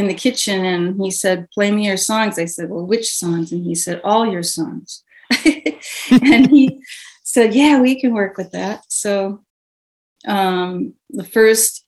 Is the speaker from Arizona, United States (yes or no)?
yes; Phoenix, Arizona, United States; also born or lived in Milwaukee, Wisconsin; I was born in Milwaukee on the east side. And when I was 10 years old, my dad moved the whole family out to where his brother was in Phoenix. So that's where I really grew up.